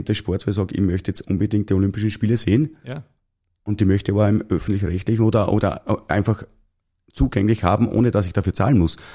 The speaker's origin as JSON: {"language": "German", "region": "Lower Austria", "country": "Austria", "tie": "born or raised there", "said": "ich bin Niederösterreicher. Gebürtiger Niederösterreicher."}